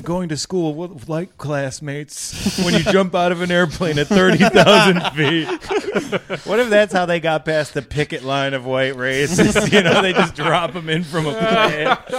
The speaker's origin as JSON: {"language": "English", "town": "Dearborn", "region": "Michigan", "country": "United States", "tie": "born or raised there", "said": "Dearborn, Michigan."}